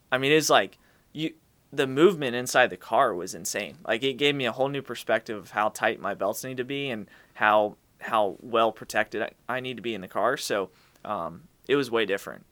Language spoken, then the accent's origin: English; Charlotte, North Carolina, United States; I grew up in Charlotte